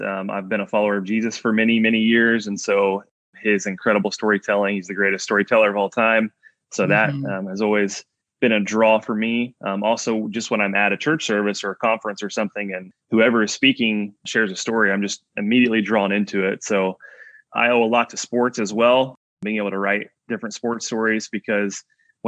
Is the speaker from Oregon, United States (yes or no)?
no; Indiana, United States; I'm from Indiana, so basketball is everything here.